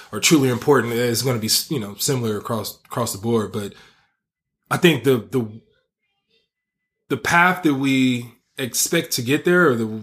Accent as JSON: {"language": "English", "area": "Bay Area", "region": "California", "country": "United States", "tie": "born or raised there", "moved": "as an adult", "said": "I grew up in the Bay Area, and I go back home"}